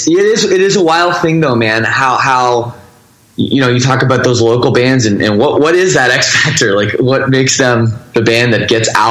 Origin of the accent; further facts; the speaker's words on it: Toronto suburbs, Ontario, Canada; I grew up in the Toronto, Canada suburbs.